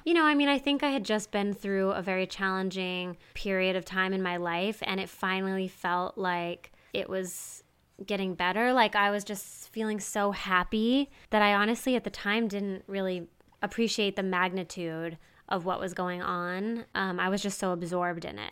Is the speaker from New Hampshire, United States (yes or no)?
yes; Peterborough, New Hampshire, United States; I'm from Peterborough, New Hampshire. So it's southwest New Hampshire. It's a really small town, 5,000 people.